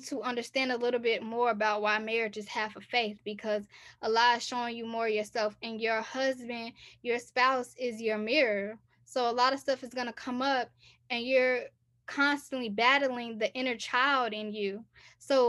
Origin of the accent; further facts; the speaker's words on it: United States; also born or lived in Texas / Chicago, Illinois; growing up in Texas, growing up in Chicago